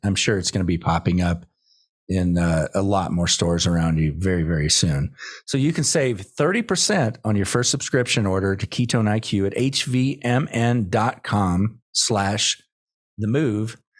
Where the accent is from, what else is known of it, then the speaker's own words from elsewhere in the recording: Austin, Texas, United States; my hometown of Austin